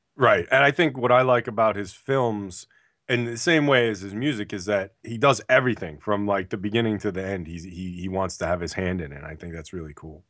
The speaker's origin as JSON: {"language": "English", "region": "New Jersey", "country": "United States", "said": "I'm from Jersey"}